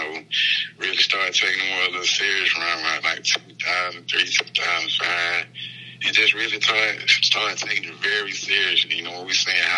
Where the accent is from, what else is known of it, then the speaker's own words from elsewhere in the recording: Atlanta, Georgia, United States; I'm from the east side of Atlanta, you know, from the Stone Mountain area. Grew up, you know, raised in the street